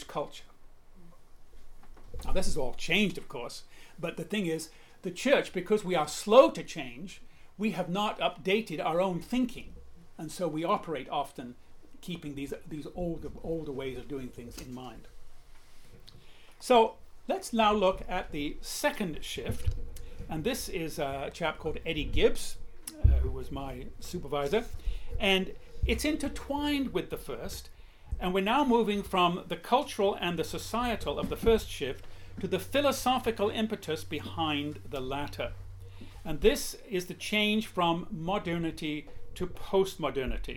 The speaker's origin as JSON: {"language": "English", "region": "England", "country": "United Kingdom", "moved": "yes", "said": "I'm an English person"}